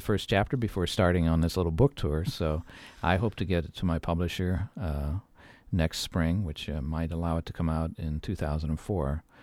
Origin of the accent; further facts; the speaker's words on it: Midwest, United States; I grew up in the Midwest